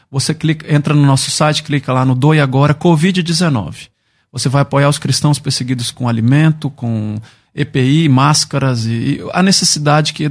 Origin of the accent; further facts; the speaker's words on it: Brasília, Federal District, Brazil; also born or lived in Curitiba; Eu sou natural de Brasília.